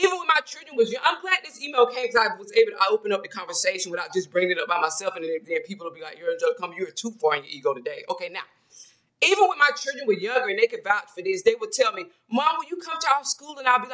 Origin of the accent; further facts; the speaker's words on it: a small town in Georgia, United States; I'm from Georgia, a small town in Georgia. So I grew up around women